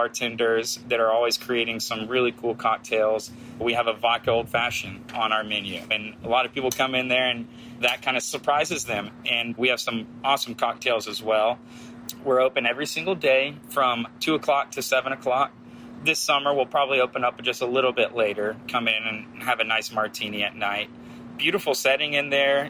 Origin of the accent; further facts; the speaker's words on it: Texas, United States; moved away as an adult; also born or lived in Santa Rosa Beach, Florida; now in Florida, United States; I grew up in Texas